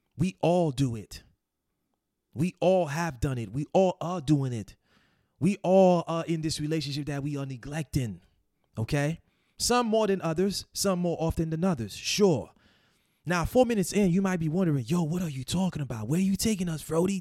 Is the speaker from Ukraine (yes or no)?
no; Haiti; moved away; growing up in Haiti in the 90s, you know, we didn't have power 24-7.